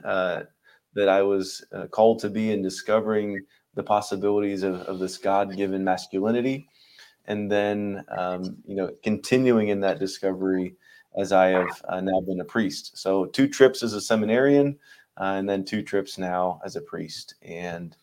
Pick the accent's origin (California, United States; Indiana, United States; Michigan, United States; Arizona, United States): Indiana, United States; Zionsville; born and raised in Indiana, in a town called Zionsville